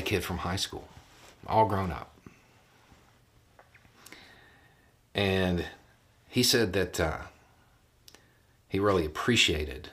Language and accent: English; the South, United States; I grew up in the South.